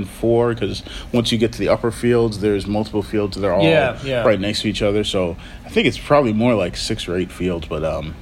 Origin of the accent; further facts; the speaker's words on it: Boston, Massachusetts, United States; growing up in New England and Boston